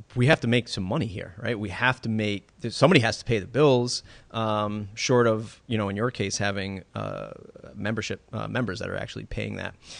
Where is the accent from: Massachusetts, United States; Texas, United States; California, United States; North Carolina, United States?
Massachusetts, United States; my home state of Massachusetts.